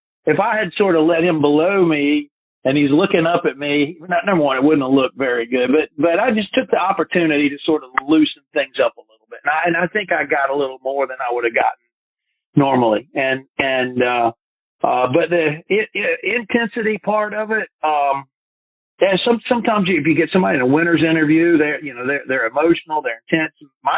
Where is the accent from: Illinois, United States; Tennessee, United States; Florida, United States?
Tennessee, United States; Chattanooga; born there; I was born in the Chattanooga area, and all my family lives there in the area.